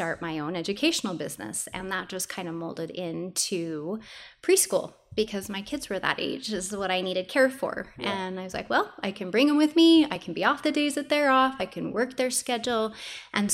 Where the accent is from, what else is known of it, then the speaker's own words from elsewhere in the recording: Morgan, Utah, United States; moved away as an adult; now in Pleasant View, United States; I'm from Morgan, and I had three separate preschools up there